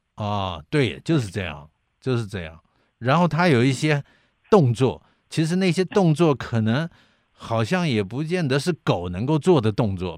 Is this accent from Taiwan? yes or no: yes; Kaohsiung, Taiwan; 我的老家就在建业新村。对，叫隔壁村子。隔壁村子。呃，我小时候因为我父亲是海军嘛，嗯，那么嗯。所以他就住在建业新村，尾崎路